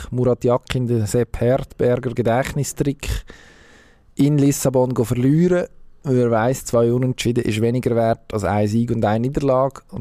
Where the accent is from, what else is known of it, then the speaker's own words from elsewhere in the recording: Switzerland; dann also da können wir uns als Schweizer, als, als Fußballnation Schweiz im Moment natürlich schon strecken.